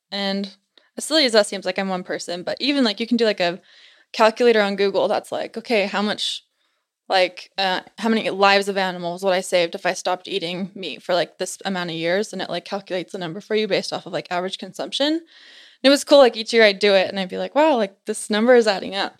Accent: Utah Valley, United States; I'm from Utah, born and raised in Utah Valley

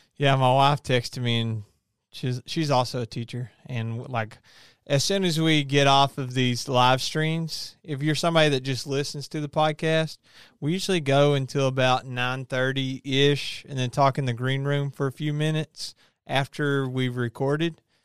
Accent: Kentucky, United States; I didn't choose to be born and raised in Kentucky

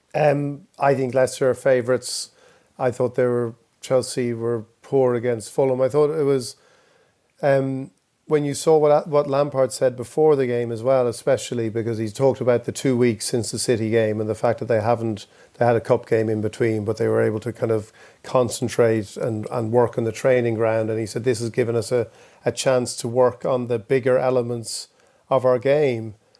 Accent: Ireland; we, Irish people

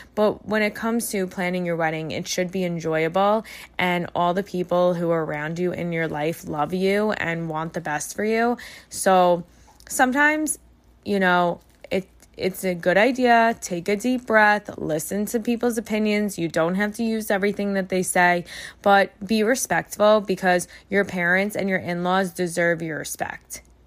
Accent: New York, United States; as a New Yorker

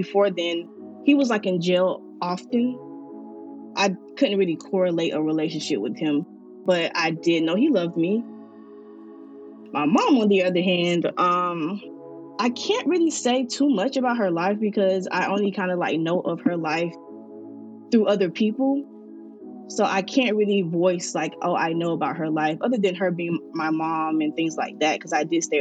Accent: Miami, Florida, United States; I am from Miami, Florida

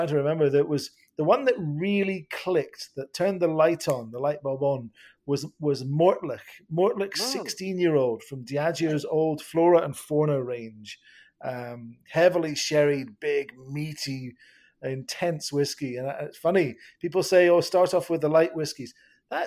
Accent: Edinburgh, Scotland, United Kingdom; I was born and raised in Edinburgh

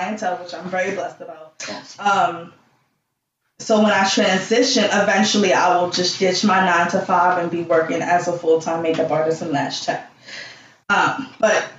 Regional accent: New York City, New York, United States; also born or lived in Albany, New York; I was born in Albany, New York, with the cows and the chickens, but I was raised in Flatbush

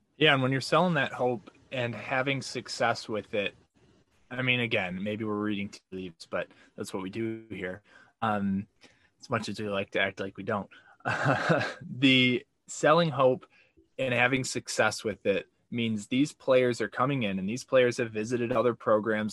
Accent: Rochester, Michigan, United States; my hometown of Rochester, Michigan

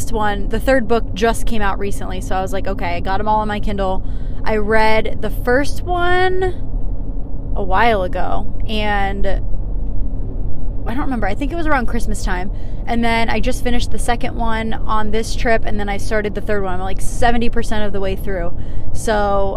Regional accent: Northeast, United States; moved away as an adult; the Northeast where we're from

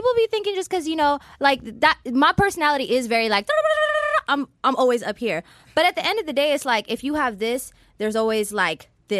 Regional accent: Los Angeles, California, United States; I am from Los Angeles, California. Shout out to the 562. That's where I was born and raised.

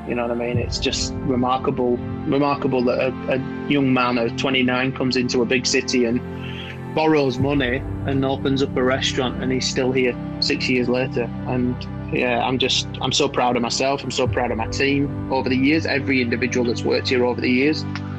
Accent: Blackburn, North West England, United Kingdom; Well, I grew up in North Manchester, so Blackburn, a little town just north of Manchester, about 30 minutes north.

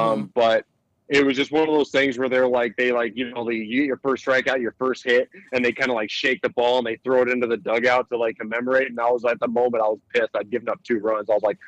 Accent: Eagle River, Alaska, United States; I was born in Alaska.

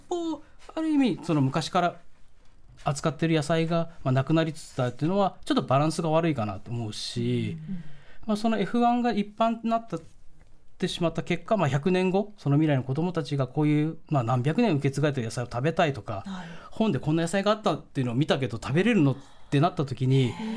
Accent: Niigata, Japan; moved away; 僕はもともと新潟出身なので

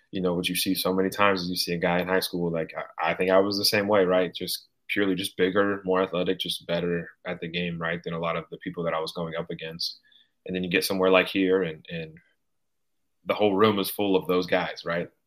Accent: California, United States; dude, I'm from Northern California where it snows every five days.

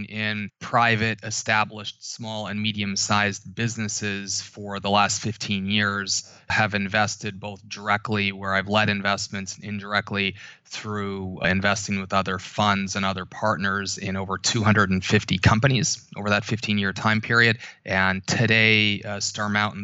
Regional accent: Canada; moved away as an adult; now in New York, United States; I grew up in Canada.

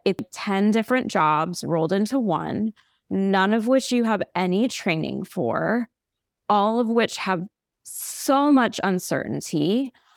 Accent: United States; we're American

